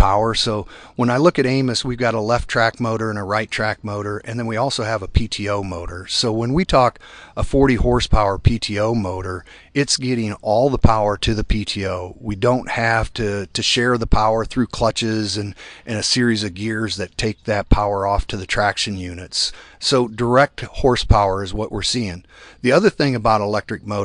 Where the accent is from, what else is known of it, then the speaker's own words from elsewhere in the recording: Iowa, United States; I am from Iowa